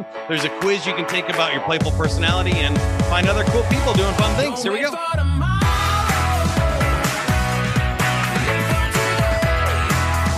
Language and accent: English; Kansas City, Missouri, United States; I grew up here in Kansas City as well in the suburbs